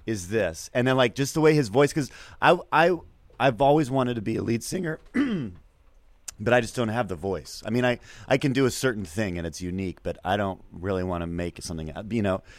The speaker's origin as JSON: {"language": "English", "town": "Seattle", "region": "Washington", "country": "United States", "said": "I'm born in seventy-nine and I'm from Seattle."}